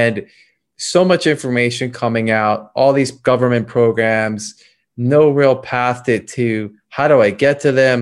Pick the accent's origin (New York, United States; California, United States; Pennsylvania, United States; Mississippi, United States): Pennsylvania, United States; Philadelphia; moved away; I'm actually from Philadelphia originally